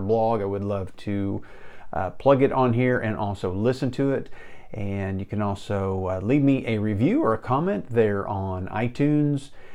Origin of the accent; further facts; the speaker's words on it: Enid, Oklahoma, United States; Living here in the plains of Oklahoma in Enid